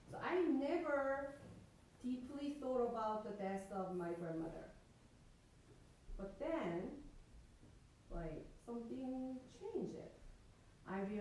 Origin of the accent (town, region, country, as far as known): South Korea; moved away